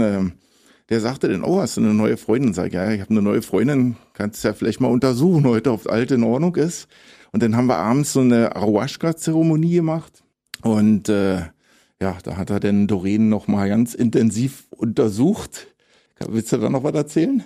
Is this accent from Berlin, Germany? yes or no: yes; Berlin, Germany; moved away as an adult; also born or lived in Tobago / Colombia / Ecuador / Belize; Ich bin ja auch direkt am Flughafen Tegel geboren, direkt am Zaun